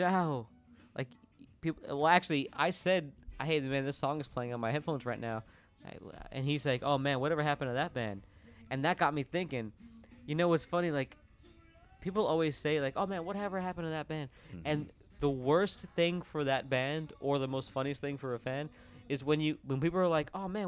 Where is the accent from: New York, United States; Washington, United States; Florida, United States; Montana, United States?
Florida, United States; Orlando; moved away as an adult; now in Nashville, United States; Where I grew up in Orlando, there was mostly clubs